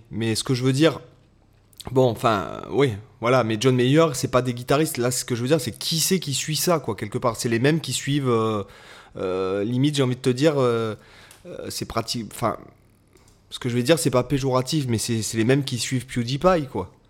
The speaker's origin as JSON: {"language": "French", "country": "France", "said": "on est français"}